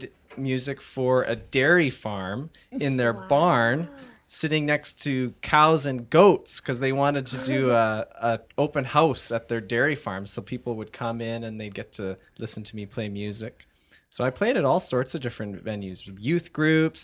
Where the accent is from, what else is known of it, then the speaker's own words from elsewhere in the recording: Abbotsford, British Columbia, Canada; also born or lived in Mission, British Columbia; I was born in Mission, British Columbia. I have lived in Abbotsford my whole life.